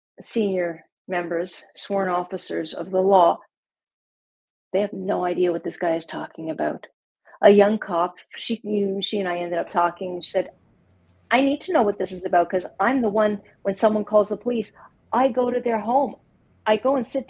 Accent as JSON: {"language": "English", "town": "Montreal", "region": "Quebec", "country": "Canada", "tie": "born or raised there", "moved": "yes", "lives_now": "Calgary, Canada", "said": "I grew up in Montreal"}